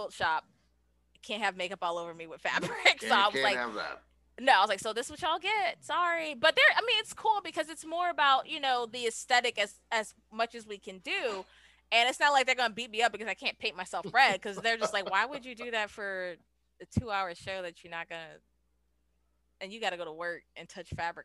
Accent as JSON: {"language": "English", "town": "New Orleans", "region": "Louisiana", "country": "United States", "said": "I'm from New Orleans"}